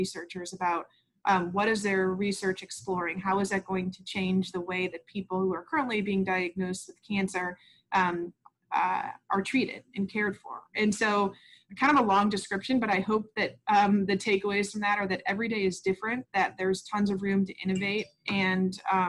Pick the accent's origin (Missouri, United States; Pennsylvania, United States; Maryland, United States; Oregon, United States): Missouri, United States; St. Louis; moved away; also born or lived in Washington, D.C.; growing up in St. Louis, I loved little kids and I loved to babysit.